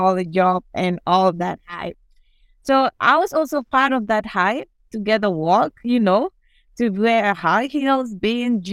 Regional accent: Gambia; I grew up in Latter Kunda Sabiji at the Park of Ferrite. That is the center for spare parts in the Gambia

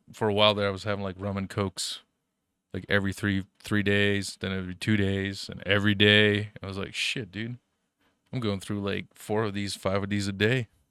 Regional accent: Germany; moved away; growing up in Germany, you know, your, your poor little refugee kid

